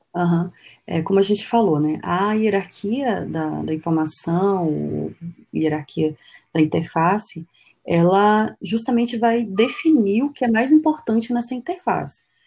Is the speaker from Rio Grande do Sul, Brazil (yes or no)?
no; Pitinga, Amazonas, Brazil; also born or lived in Manaus; a gente foi morar numa, numa cidade chamada Vila de Pitinga, que fica dentro da reserva dos índios Waimiri Atroari. Então é uma cidade de extração de minério e tal. Então, morei lá por 10 anos, foi uma infância muito feliz, infância e adolescência